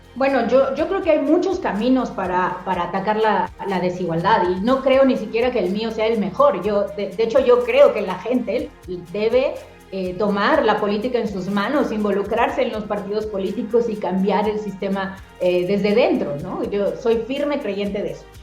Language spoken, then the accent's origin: Spanish; Mexico; mi país, a México